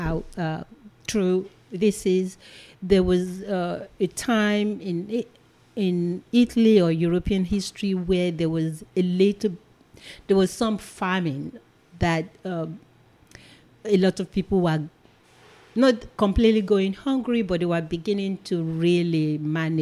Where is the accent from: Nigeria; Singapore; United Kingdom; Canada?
Nigeria; moved away as an adult; also born or lived in Seattle, Washington; now in United States; I'm a Nigerian. I was born and raised in Nigeria